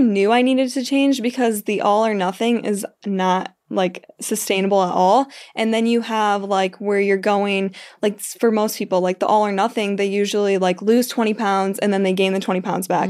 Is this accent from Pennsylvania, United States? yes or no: no; Illinois, United States; moved away as an adult; also born or lived in Kansas; my hometown in Illinois